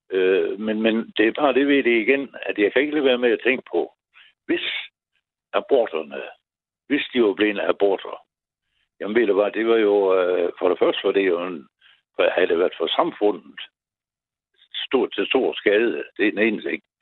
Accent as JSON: {"language": "Danish", "town": "Aarhus", "region": "Central Denmark Region", "country": "Denmark", "tie": "born there", "said": "Jeg, jeg blev født på Fødselsstiftelsen i Aarhus."}